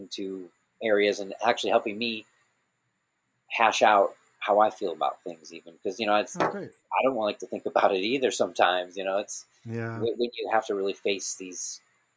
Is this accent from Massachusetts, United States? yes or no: no; Missouri, United States; I was a kid when I grew up in Missouri